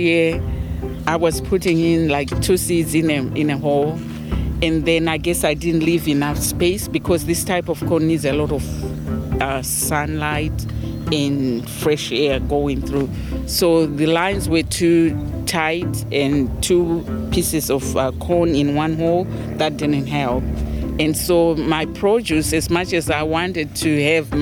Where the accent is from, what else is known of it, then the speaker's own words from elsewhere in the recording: Zimbabwe; now in Germantown, United States; Those are some of the vegetables that we grew up eating in Zimbabwe